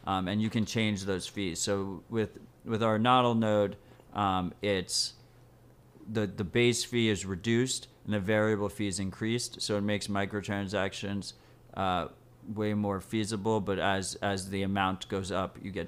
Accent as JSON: {"language": "English", "town": "New York City", "region": "New York", "country": "United States", "said": "I feel that as a New Yorker."}